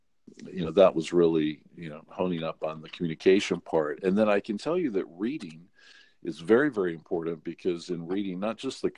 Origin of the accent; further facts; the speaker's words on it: North Carolina, United States; accent: North Carolina accent; But, you know, one of the things I had to do growing up in North Carolina, I had a pretty strong North Carolina accent.